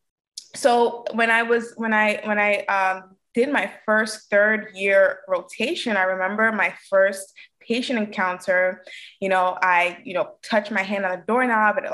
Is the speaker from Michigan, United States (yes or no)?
no; New York City, New York, United States; I'm born and raised in Brooklyn, New York